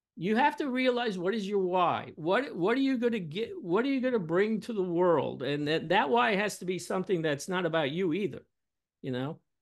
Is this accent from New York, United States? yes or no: yes; New York City, New York, United States; I'm from Brooklyn, New York